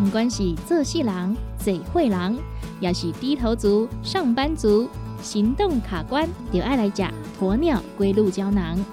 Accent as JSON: {"language": "Chinese", "country": "Taiwan", "said": "我们台湾人对地震啊"}